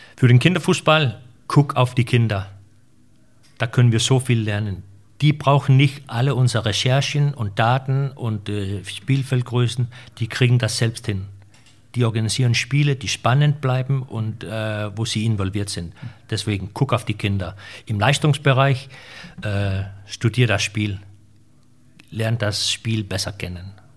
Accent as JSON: {"language": "German", "country": "Denmark", "said": "wir mittlerweile auch in Dänemark"}